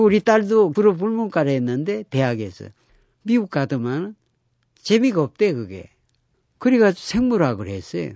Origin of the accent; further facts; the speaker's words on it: Geoje, South Gyeongsang, South Korea; moved away; 우리 고향 거제도도